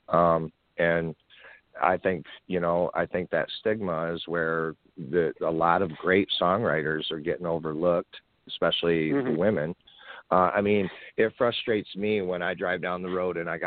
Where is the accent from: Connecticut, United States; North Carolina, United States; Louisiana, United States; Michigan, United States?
Michigan, United States; Davison; I grew up in Davison, Michigan